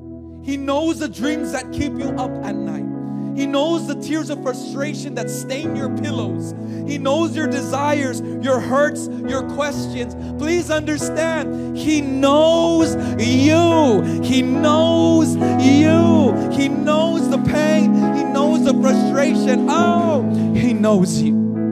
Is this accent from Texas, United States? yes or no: no; California, United States; accent: Californian; also born or lived in Hawaii; now in Philippines; See, when I came here into the Philippines, I had my Californian accent, right? Like, before I moved to Hawaii, my California, I can't even do the California accent anymore